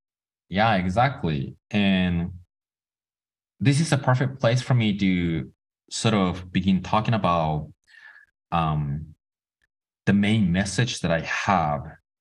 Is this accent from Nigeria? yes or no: no; Tokyo, Japan; So I was born in Tokyo, raised by two artists.